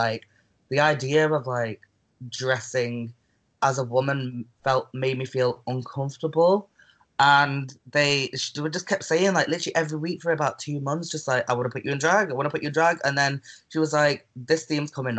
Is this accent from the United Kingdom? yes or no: yes; Manchester, North West England, United Kingdom; I'm from Manchester. I'm a drag queen from Manchester.